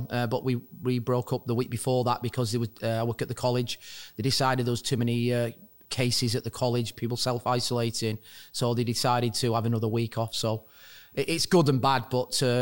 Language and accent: English; Wigan, North West England, United Kingdom; Well, it's a rugby town as, as such.